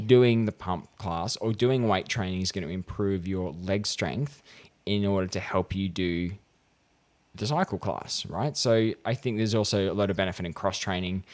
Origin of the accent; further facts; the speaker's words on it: regional New South Wales, Australia; I was in my hometown at regional New South Wales